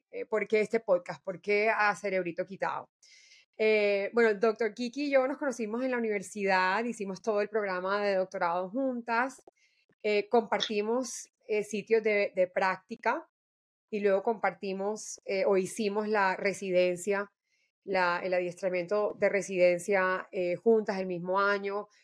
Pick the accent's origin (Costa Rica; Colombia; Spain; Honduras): Colombia; soy eh, mujer colombiana